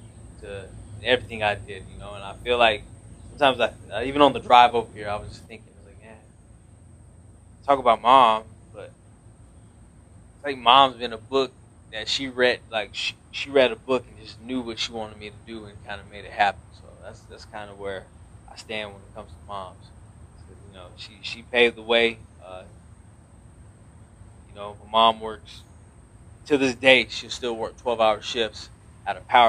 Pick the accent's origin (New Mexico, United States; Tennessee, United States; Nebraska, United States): New Mexico, United States; moved away; I'm from New Mexico. 505 stand up.